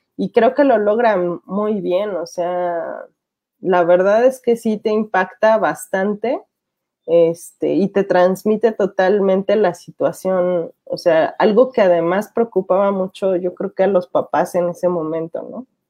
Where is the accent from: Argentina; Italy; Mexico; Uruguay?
Mexico; la cultura que tenemos como mexicanos